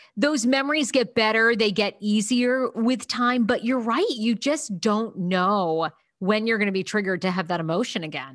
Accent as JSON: {"language": "English", "region": "Maine", "country": "United States", "tie": "born or raised there", "said": "I grew up in Maine"}